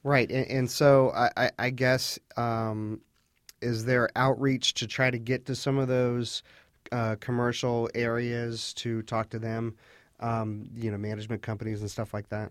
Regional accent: Fairfax County, Virginia, United States; I grew up here in Fairfax County

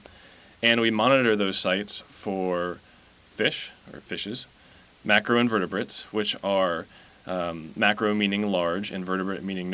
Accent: Arlington, Virginia, United States; also born or lived in Michigan / Alaska; I grew up in the area. I grew up in Arlington

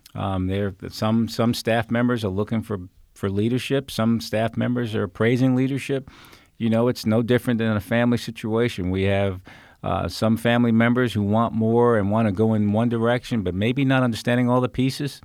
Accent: New York area, United States; now in Fairfax County, United States; I'm from New York area.

